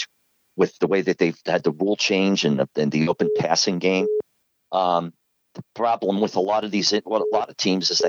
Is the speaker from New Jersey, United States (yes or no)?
no; Philadelphia, Pennsylvania, United States; now in Maine, United States; I'm living in Maine now, but I grew up in Philadelphia